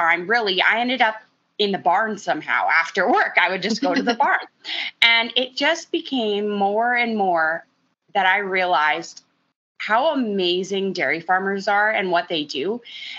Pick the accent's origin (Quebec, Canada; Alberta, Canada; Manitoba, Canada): Alberta, Canada; Central; I grew up in Central Alberta